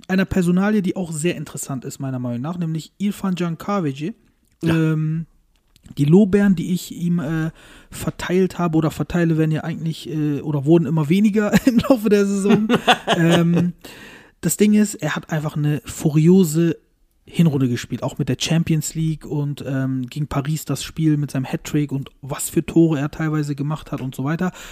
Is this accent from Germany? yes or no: no; Turkey; als Türke